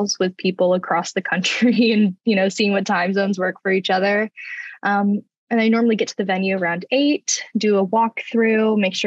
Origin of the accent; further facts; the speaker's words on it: Jacksonville, Florida, United States; I'm from Jacksonville, Florida